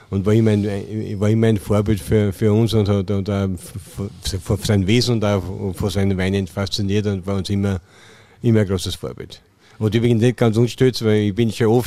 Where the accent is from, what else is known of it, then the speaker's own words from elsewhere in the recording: Klosterneuburg, Lower Austria, Austria; Wir haben so einen, von Schule schon einen Kollegen, auch Klosterneuburger. Äh, ich, ich bin auch im Betrieb geboren.